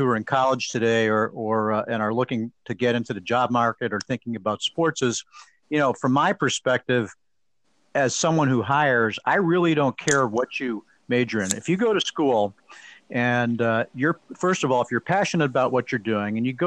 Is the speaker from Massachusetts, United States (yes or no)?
yes; Boston, Massachusetts, United States; moved away as an adult; also born or lived in Cooperstown; growing up in Boston and being at Fenway Park